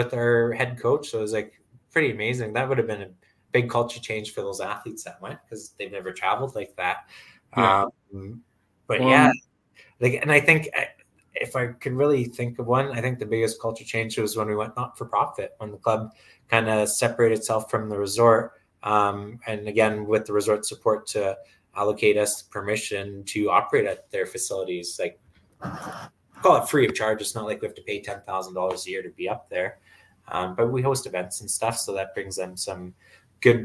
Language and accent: English; Canada; us growing up in Canada